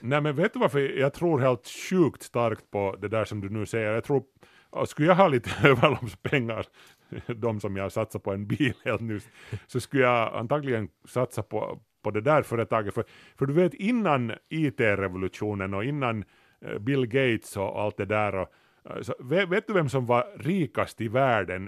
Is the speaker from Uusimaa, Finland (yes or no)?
yes; Kauniainen, Uusimaa, Finland; när vi var unga i Grankulla